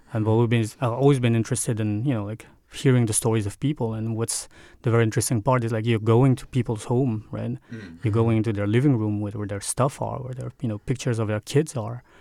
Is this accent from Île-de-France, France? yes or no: yes; Paris, Île-de-France, France; moved away as an adult; now in Denmark; I grew up in Paris